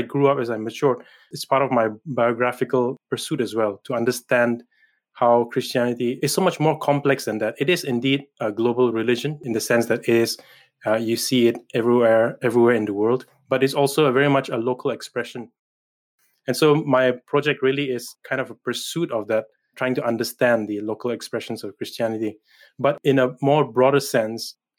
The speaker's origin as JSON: {"language": "English", "region": "Manipur", "country": "India", "moved": "as an adult", "lives_now": "Edinburgh, United Kingdom", "said": "I come from the northeastern state of Manipur in India, and I belong to a people group, a tribe called the Nagas"}